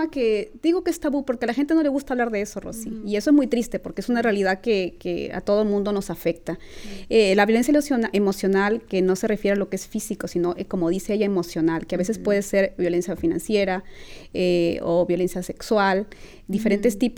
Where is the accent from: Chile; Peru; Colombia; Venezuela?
Peru; now in California, United States; Mis alas me llevan al sur es una recopilación de mis experiencias como inmigrante hispana en los Estados Unidos, donde hago como, como recordando Perú, pero a la vez al presente estando en California.